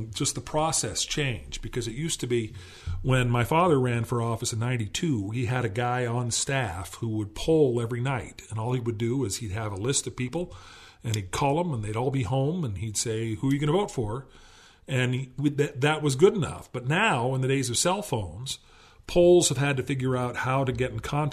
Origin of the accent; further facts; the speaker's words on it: Los Angeles, California, United States; growing up in Los Angeles